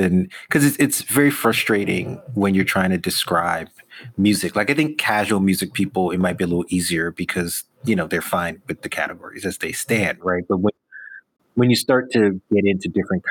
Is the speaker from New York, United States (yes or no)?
yes; New York City, New York, United States; growing up in New York, where me and my friends still talk about like old Kiss FM used to play